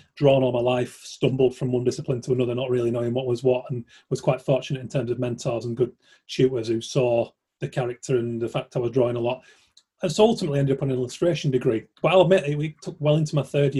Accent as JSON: {"language": "English", "town": "Keighley", "region": "Yorkshire and the Humber", "country": "United Kingdom", "tie": "born or raised there", "said": "I'm from Keighley originally"}